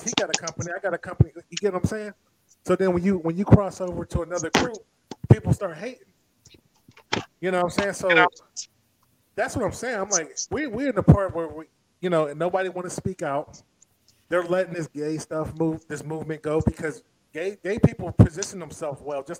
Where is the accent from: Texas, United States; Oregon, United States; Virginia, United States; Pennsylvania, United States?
Pennsylvania, United States; Braddock; I grew up in Braddock